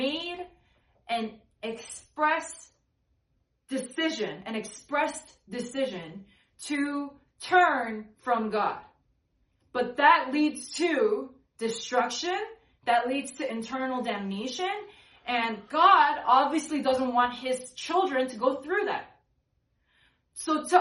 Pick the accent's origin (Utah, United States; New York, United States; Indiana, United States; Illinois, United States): New York, United States; I come from New York, and I really love these people, and I've wrestled with my sexuality as well, like, growing up in New York.